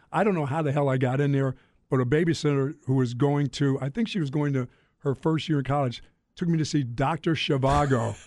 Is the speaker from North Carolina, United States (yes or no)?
yes; Greensboro, North Carolina, United States; also born or lived in Philadelphia; I grew up in Greensboro, North Carolina when, when, as a young boy